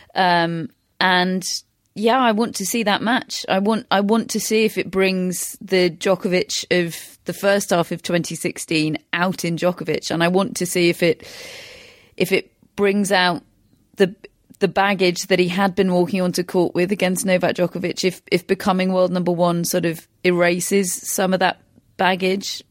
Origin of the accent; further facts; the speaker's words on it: United Kingdom; we are British, we have particular experience of Andy Murray.